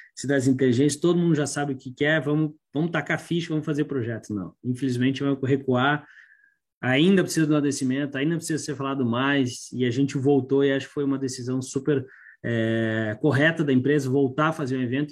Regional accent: Curitiba, Paraná, Brazil; como curitibano

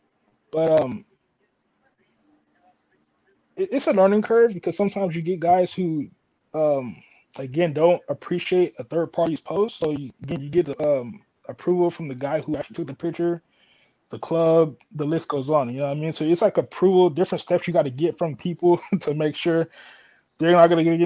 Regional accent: Oakland, California, United States; when I was growing up in Oakland

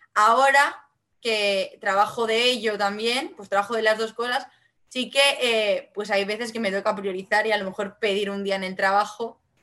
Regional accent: Vinaròs, Valencian Community, Spain; first language Catalan (Valencian); Spanish is a second language; mi lengua materna es el catalán, el valenciano

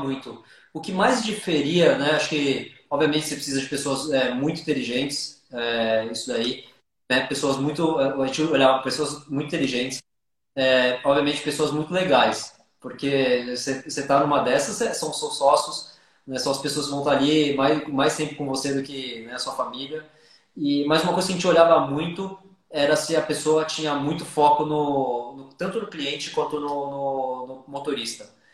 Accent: São Paulo, Brazil; sou, sou paulistano aqui e sou paulistano

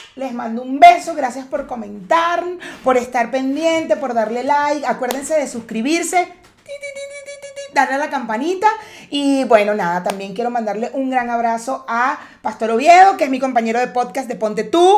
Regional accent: Cumaná, Sucre, Venezuela; also born or lived in Caracas, Venezuela; now in Mexico; yo soy de Cumaná, que es la costa, la parte del, del, oriente del país

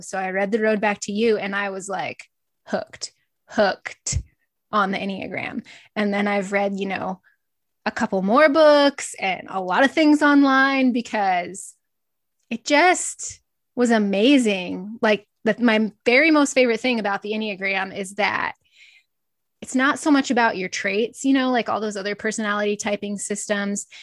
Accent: Northeast Nebraska, United States; I grew up in Northeast Nebraska on a small feed yard

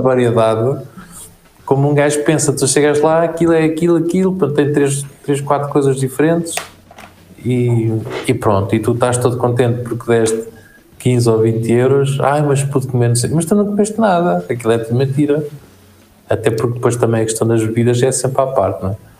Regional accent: Portugal

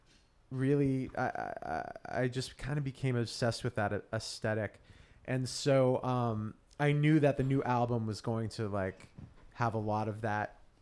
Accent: Auburn, New Hampshire, United States; I grew up in Auburn, which is a suburb of Manchester.

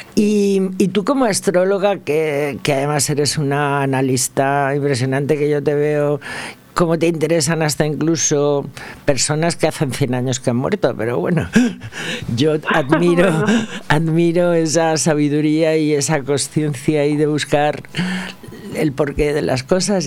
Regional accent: Valencia, Valencian Community, Spain; yo nací en Ruzafa

